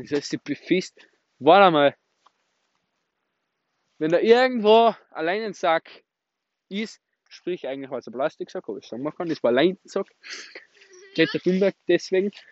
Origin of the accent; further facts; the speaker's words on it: Austria; Wir kommen natürlich aus, aus, aus dem schönen, schönen Österreich, Leute. Dass ihr es wisst. Wir sind waschechte Österreicher